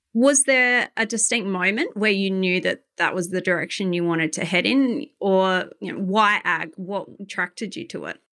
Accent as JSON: {"language": "English", "town": "Adelaide", "region": "South Australia", "country": "Australia", "said": "I'm from Adelaide"}